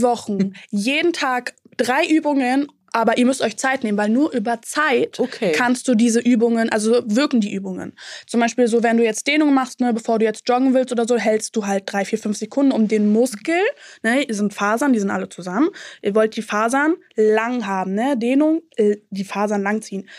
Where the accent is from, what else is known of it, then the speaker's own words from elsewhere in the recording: Berlin, Germany; ich komme auch aus Ostberlin